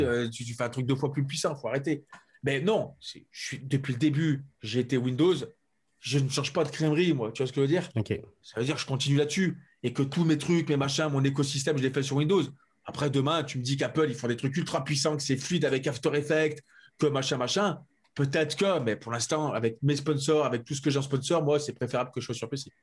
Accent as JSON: {"language": "French", "country": "France", "said": "moi en tant que français"}